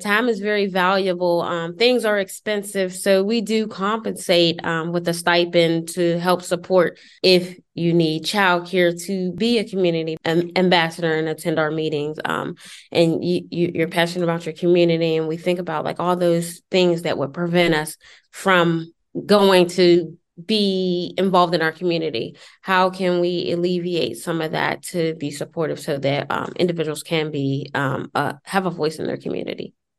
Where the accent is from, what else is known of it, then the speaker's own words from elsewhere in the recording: Pittsburgh, Pennsylvania, United States; now in Beaver County, United States; I am originally from Pittsburgh, but I live in Beaver County, PA, which is about 25 minutes north of Pittsburgh